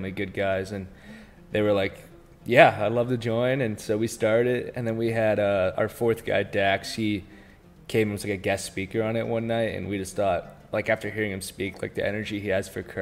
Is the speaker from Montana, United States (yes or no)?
no; Marietta, Georgia, United States; I'm from Marietta, Georgia, born and raised